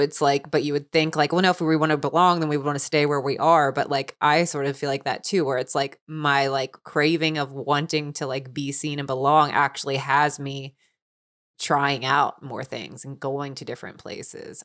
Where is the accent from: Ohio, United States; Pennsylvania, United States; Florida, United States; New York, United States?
Ohio, United States; Cincinnati; where I grew up in Cincinnati, Ohio